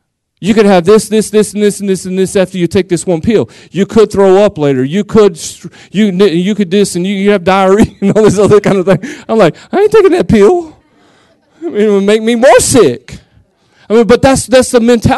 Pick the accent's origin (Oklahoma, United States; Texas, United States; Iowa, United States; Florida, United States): Texas, United States; Seminole; I'm from Seminole, 6,000 people.